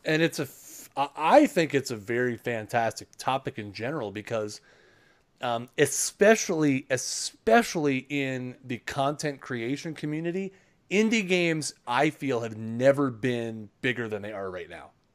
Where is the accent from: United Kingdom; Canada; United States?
Canada; I'm Canadian